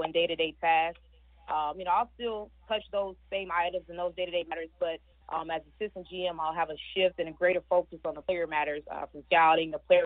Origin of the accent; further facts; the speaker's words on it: Atlanta, Georgia, United States; also born or lived in Miami; back home in my home state of Atlanta, Georgia